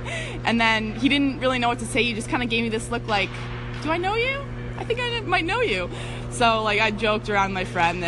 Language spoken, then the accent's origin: English; New Jersey, United States; growing up playing youth hockey in New Jersey